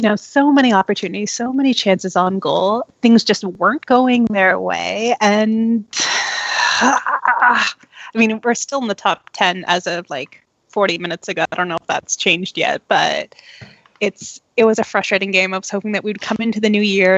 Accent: Toronto, Ontario, Canada; also born or lived in London, Ontario; I'm born and raised in Toronto, but my mom is half Swiss, half Filipino, and my dad is 100% Friulano.

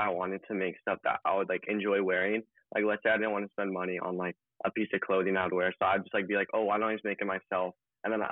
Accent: Los Angeles, California, United States; 17. I was born and raised in Los Angeles.

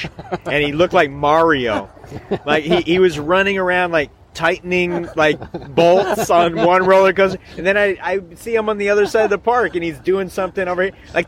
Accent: Seattle, Washington, United States; moved away; So it's my hometown.

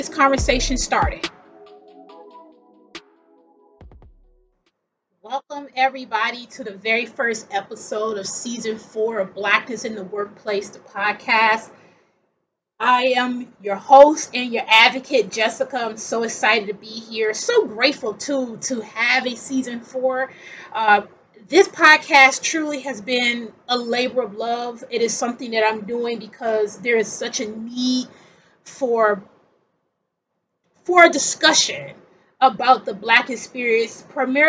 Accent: Milwaukee, Wisconsin, United States; moved away as an adult; also born or lived in Seattle area; now in Seattle, United States; I'm from Wisconsin originally.

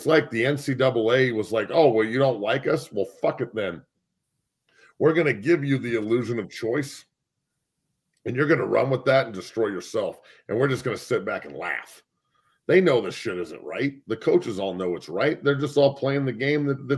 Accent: near Boulder, Colorado, United States; I grew up, Boulder's right down the street.

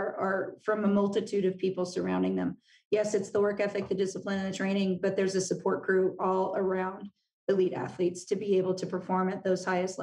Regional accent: Southern California, United States; moved away; we're from Southern California

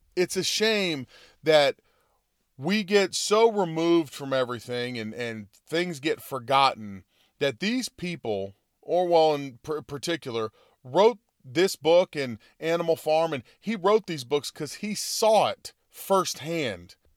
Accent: United States; I like being an American. Uh, you know, I am from, you know, I'm Italian descent

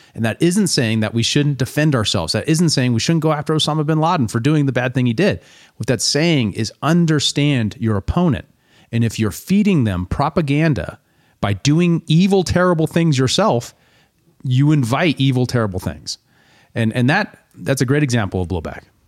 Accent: United States; one of the things about being an American is that we are involved in all of it

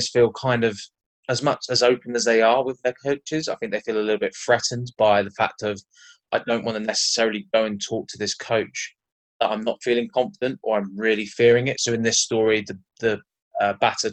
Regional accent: Cornwall, South West England, United Kingdom; now in London, United Kingdom; currently living in London, originally from Cornwall

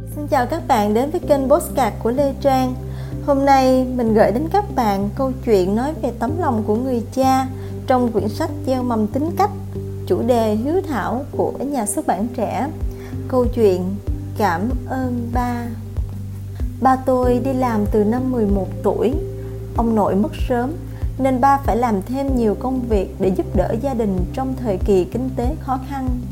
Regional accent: Thai Nguyen, Vietnam; Mình sinh ra và lớn lên ở thành phố Thái Nguyên

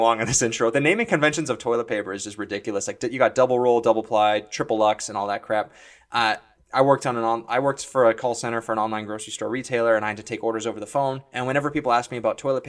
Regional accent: Ontario, Canada; which is where Mike and I both record this podcast from. We're from Ontario

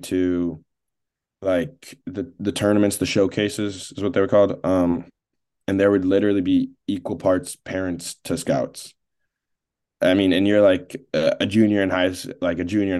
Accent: Buffalo, New York, United States; I am from Buffalo, New York

